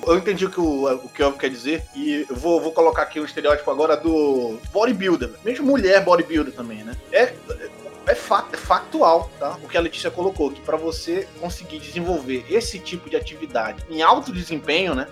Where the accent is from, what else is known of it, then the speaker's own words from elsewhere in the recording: Pará, Brazil; moved away as an adult; now in Rio de Janeiro, Brazil; eu sou do Pará